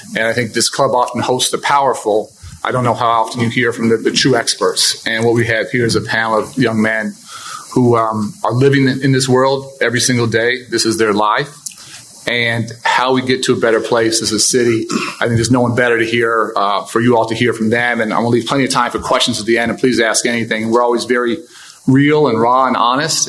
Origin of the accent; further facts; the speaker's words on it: Chicago, Illinois, United States; I grew up in Hyde Park